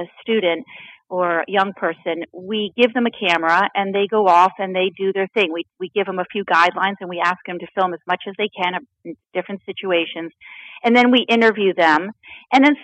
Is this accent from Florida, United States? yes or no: yes; Florida, United States; I grew up in Florida